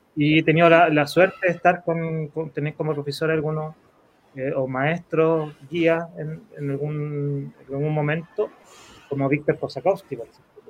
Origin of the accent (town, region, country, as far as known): Chile